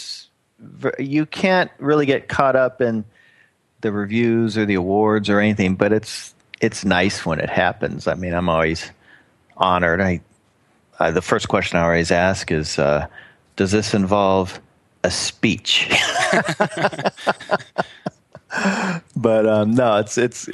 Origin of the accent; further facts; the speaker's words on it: Oklahoma, United States; moved away; my old stomping grounds where I was born in Oklahoma